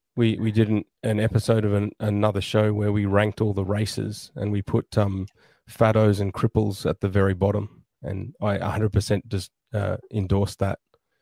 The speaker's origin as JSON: {"language": "English", "country": "Australia", "said": "because I'm Australian"}